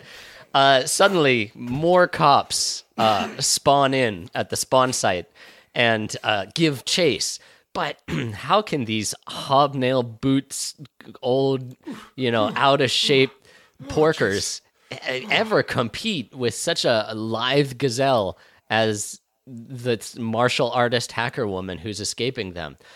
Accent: United States; I'm an American

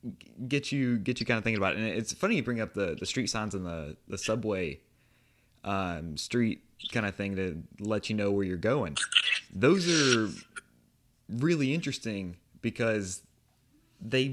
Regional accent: Lake Charles, Louisiana, United States; my hometown

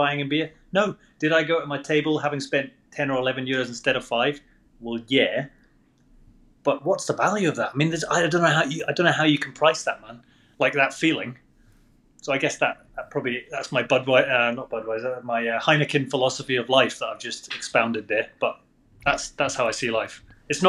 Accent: Scotland, United Kingdom; I'm from Scotland.

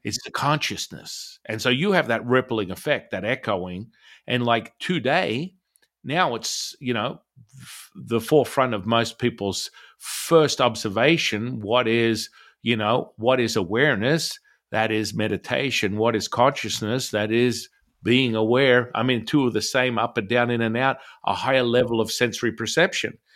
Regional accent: Australia; moved away; I'm originally from Australia

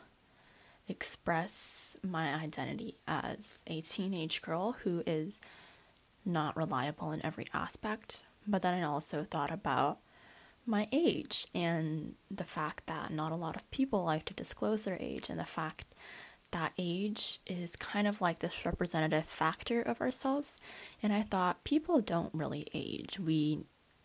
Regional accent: Bay Area, California, United States; I was born in California, more specifically in the Bay Area location. Obviously, I'm a basic Bay Area girl, and currently I'm a high school student

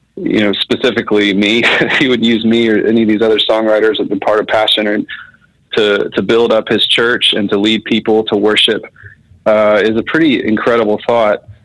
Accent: Marietta, Georgia, United States; I grew up in Marietta, Georgia, so it's like a suburb of Atlanta, which I'm still in Atlanta now

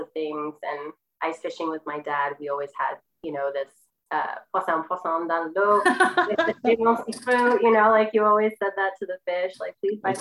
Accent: Sanford, Maine, United States; Sanford, Maine. Grew up, born and raised Sanford, Maine.

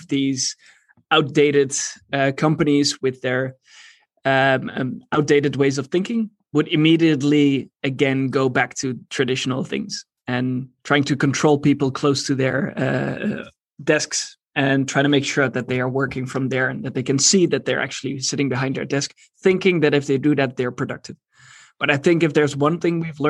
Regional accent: Eindhoven, North Brabant, Netherlands; I'm in Eindhoven, the Netherlands at the moment, my hometown

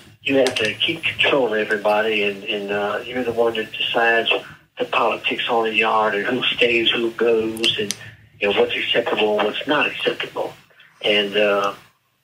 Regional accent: Canton, Ohio, United States; I'm from Canton, Ohio

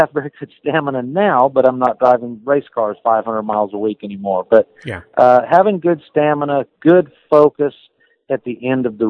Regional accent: United States; I'm the American driver

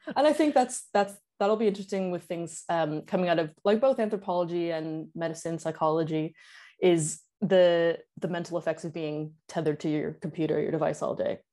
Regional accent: Canada; I'm from Canada

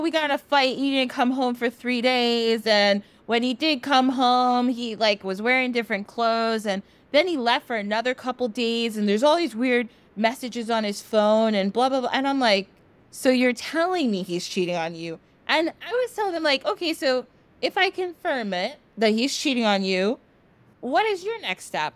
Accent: United States; I was born in the United States

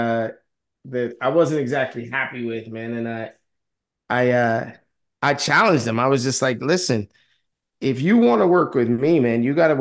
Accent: New York City, New York, United States; I am a city boy. I grew up in Harlem and I am in the suburbs.

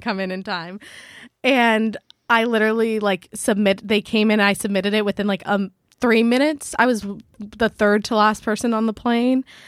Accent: San Diego, California, United States; moved away; also born or lived in Maui; coming from San Diego, we've, like, we're kind of around beach culture

